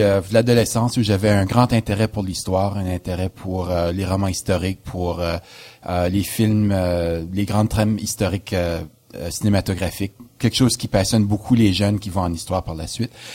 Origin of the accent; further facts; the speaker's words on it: New Brunswick, Canada; moved away as an adult; also born or lived in Toronto / Montreal; je suis originaire du Nouveau-Brunswick.